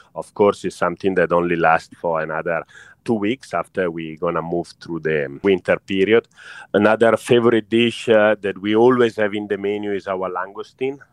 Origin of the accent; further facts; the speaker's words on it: Italy; now in Singapore; I'm Italian